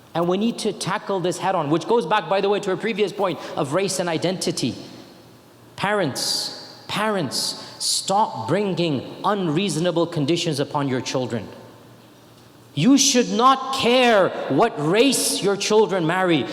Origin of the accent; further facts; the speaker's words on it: United States; I was born in America.